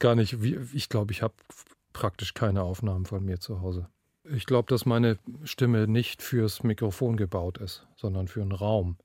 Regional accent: Northern Germany, Germany; also born or lived in Bayreuth; Ich komme nun mal aus dem Norden und habe sicherlich auch ganz große Teile dieser Mentalität geerbt und gelernt und erlernt

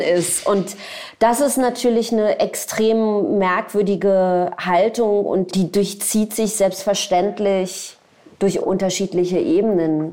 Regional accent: Berlin, Germany; also born or lived in Tel Aviv; ich komme aus Berlin

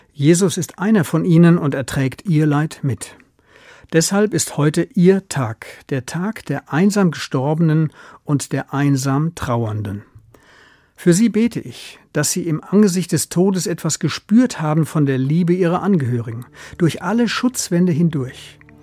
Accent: Germany; Bei uns in Deutschland

